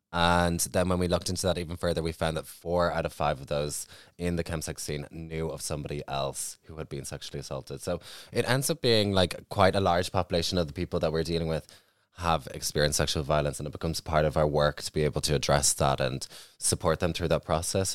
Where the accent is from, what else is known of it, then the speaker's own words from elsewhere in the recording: Ireland; for myself growing up in Ireland